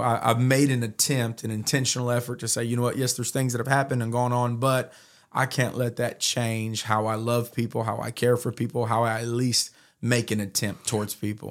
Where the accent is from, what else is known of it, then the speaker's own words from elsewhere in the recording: Modesto, California, United States; I was raised in Modesto for the most part from nine years old